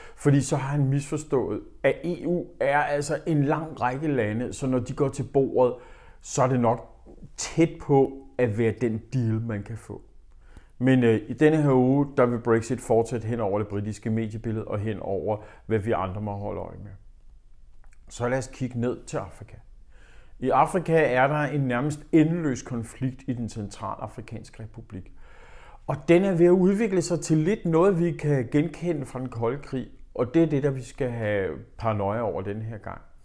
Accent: Denmark; vi i Danmark

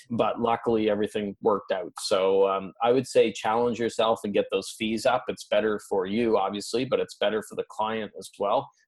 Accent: Canada; You know, I'm Canadian.

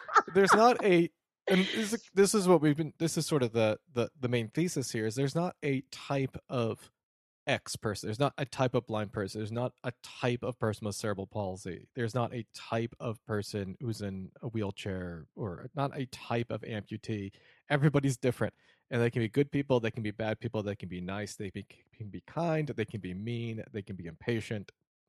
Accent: Detroit, Michigan, United States; And after a couple times, you're like, "Yeah, I'm from Detroit," or whatever.

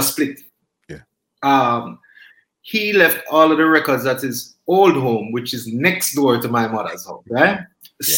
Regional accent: Kingston, Jamaica; I grew up in Kingston

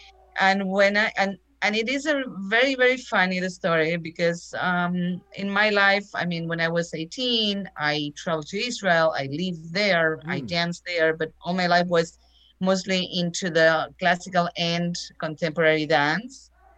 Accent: Buenos Aires, Argentina; moved away as an adult; now in Miami, United States; I am from Argentina originally, from Buenos Aires. I used to hear a lot of tango and Argentine folklore since I was very young with my father, mostly.

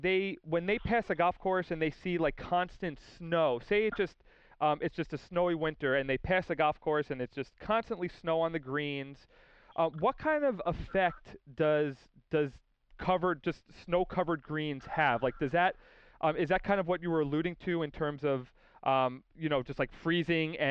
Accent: Westbury, New York, United States; moved away as an adult; now in California, United States; I'm from Westbury.

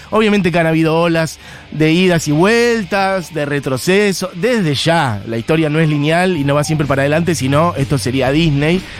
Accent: Argentina; Somos también lo, más maravilloso de este mundo. Somos Argentina.

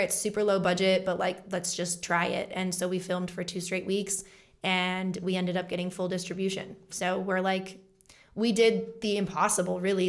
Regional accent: Colorado, United States; also born or lived in Los Angeles; book and co star in my first feature film in my home state

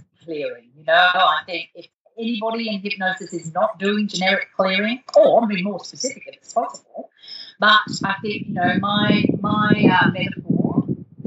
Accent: Darwin, Northern Territory, Australia; moved away; also born or lived in Europe / Perth; We had very little entertainment when I was growing up in Darwin

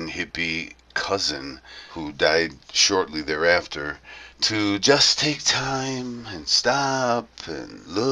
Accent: Toledo, Ohio, United States; now in Colombia; I was born in Toledo, Ohio, a now forgotten and abandoned major industrial area of the U.S.

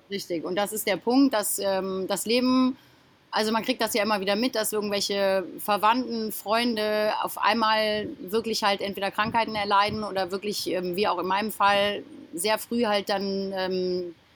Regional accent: Germany; now in Mallorca, Spain; Genau, ich komme aus Deutschland.

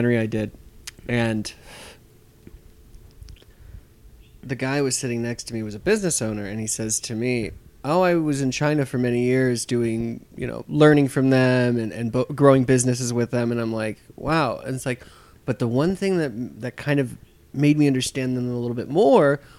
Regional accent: Guam; We're from Guam. We're Chamorros

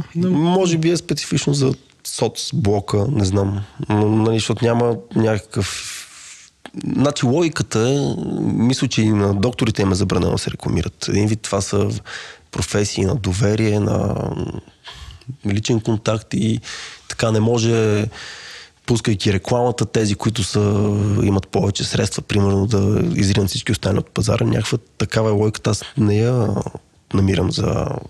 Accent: Bulgaria; сме българи

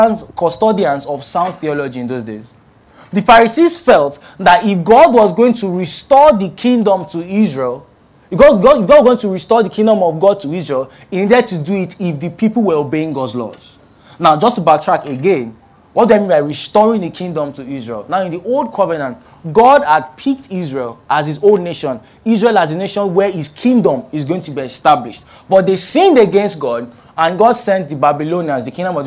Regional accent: Ilorin, Kwara, Nigeria; now in Lagos, Nigeria; I grew up in Ilorin, and Ilorin is like in the north central part of Nigeria

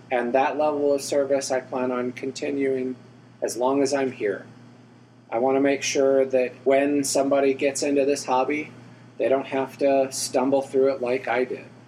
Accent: Alamogordo, New Mexico, United States; also born or lived in West Texas; now in Houston, United States; grew up in Alamogordo, New Mexico, little bitty place in the middle of nowhere

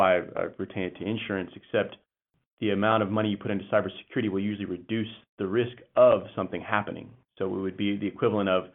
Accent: Texas, United States; I'm a Texan boy

